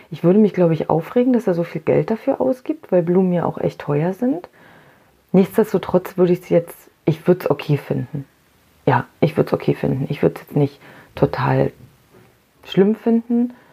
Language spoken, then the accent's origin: German; East Germany, Germany; ich bin ähm, ja aus dem Osten und habe gerade ähm, vorhin beim Frühstück zu äh, Julia gesagt, dass wir hatten halt, wir hatten Kindertag. Ne? Im Osten ähm, gab es Kindertag